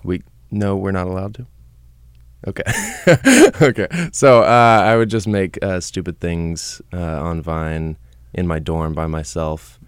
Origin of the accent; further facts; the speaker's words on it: Katy, Texas, United States; moved away as an adult; also born or lived in Houston, Texas; now in Los Angeles, United States; I am from Houston, Texas. I was raised in Katy, a suburb of Houston